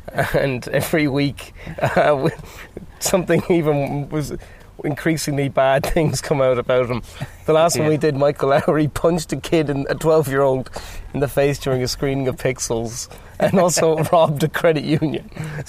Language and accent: English; Athenry, Connacht, Ireland; moved away; I'm from Athenry, County Galway. Yeah, it's a very nice town.